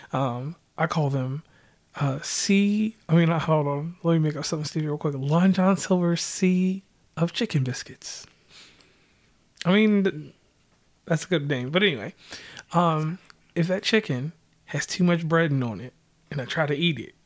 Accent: Virginia, United States; now in West Virginia, United States; I hail from Virginia, but I'm a West Virginian. I've been here so long that they call me West Virginian

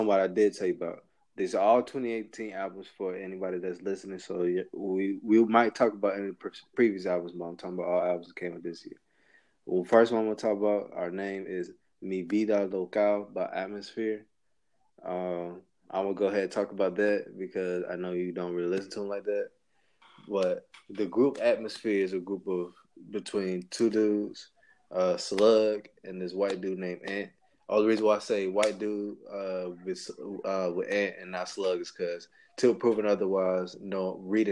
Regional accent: Georgia, United States; We're black Georgia dudes

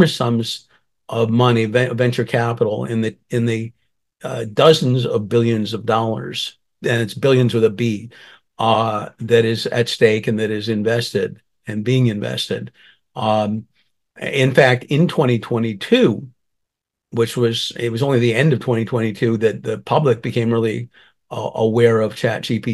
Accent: Northeast, United States; now in Los Angeles, United States; I grew up in the Northeast and fled frigid winters and humid summers

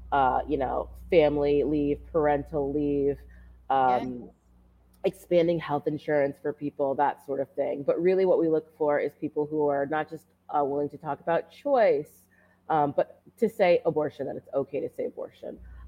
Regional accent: Connecticut, United States; moved away as an adult; now in Long Beach, United States; This is my 13th year of teaching and my 7th year in LA. I'm originally from Connecticut.

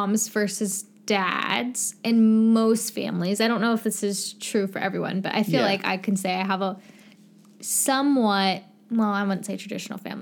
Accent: North Carolina, United States; moved away as an adult; now in Canada; we grew up in North Carolina

